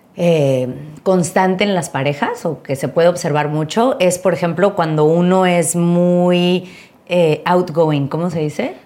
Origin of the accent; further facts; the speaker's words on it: Mexico; los dos somos mexicanos